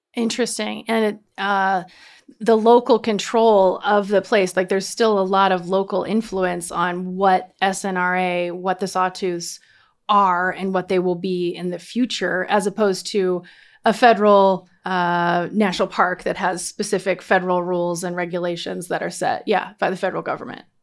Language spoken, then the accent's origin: English; Montana, United States; now in Boise, United States; I'm from Montana, and so I've seen beautiful mountains my whole life